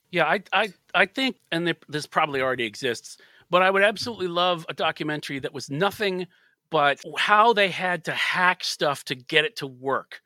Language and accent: English; United States; as an American